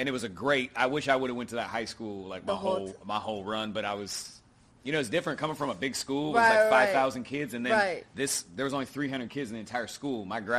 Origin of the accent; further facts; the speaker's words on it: Oregon, United States; Growing up in Oregon, it's a great place to like raise kids, start a family. It's like the country, but like people don't think they're country. So I was raised in like a suburb neighborhood. Town was probably like 50,000 people or something like that.